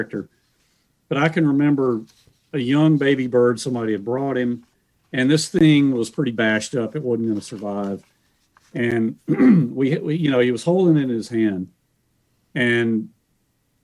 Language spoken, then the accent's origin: English; Montevallo, Alabama, United States; I grew up in Montevallo